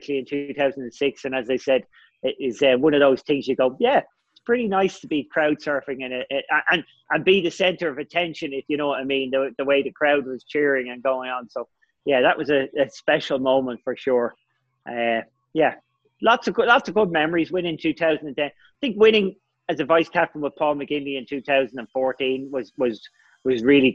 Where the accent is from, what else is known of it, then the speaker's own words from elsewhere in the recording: Ireland; I was stressed as an Irish person